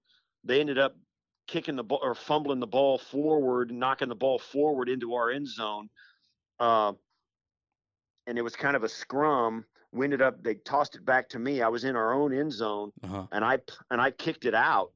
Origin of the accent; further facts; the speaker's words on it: western Kansas, United States; also born or lived in Illinois; I grew up in western Kansas, in rural Kansas.